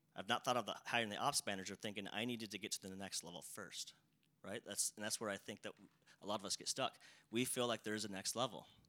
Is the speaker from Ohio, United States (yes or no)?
no; South Dakota, United States; I grew up in a town of about like 300 people, right? So a very, very small town, rural area. Um, uh, I still live in South Dakota